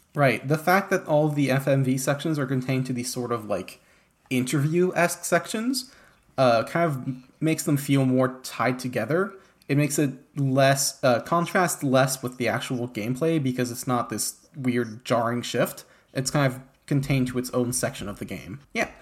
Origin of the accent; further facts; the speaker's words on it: France; I grew up in France